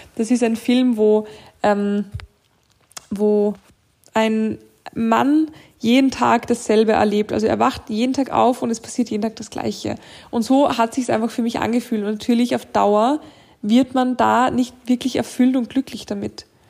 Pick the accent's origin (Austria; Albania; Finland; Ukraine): Austria; bei uns in Österreich